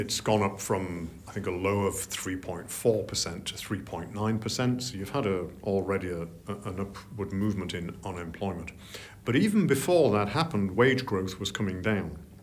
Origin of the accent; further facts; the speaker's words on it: Yorkshire and the Humber, United Kingdom; I'm from Yorkshire